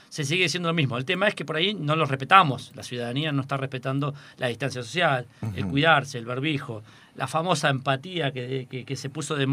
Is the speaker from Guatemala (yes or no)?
no; General Alvear, Buenos Aires Province, Argentina; soy de Alvear